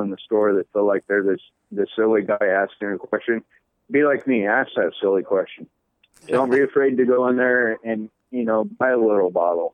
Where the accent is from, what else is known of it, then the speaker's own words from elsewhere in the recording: Clearlake, California, United States; moved away as an adult; now in Oregon, United States; I grew up in Northern California all my life in a little town called Clear Lake, a few hours from Humboldt